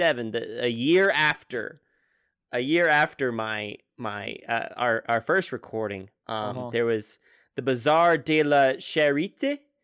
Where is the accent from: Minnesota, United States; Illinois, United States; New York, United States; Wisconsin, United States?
New York, United States; New York City; I am from New York City. I was born here, and I am sure I'll probably die here